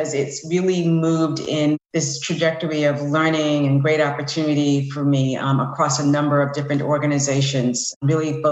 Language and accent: English; New York, United States; moved away as an adult; now in Tampa, United States; I'm originally from New York. I now live in Tampa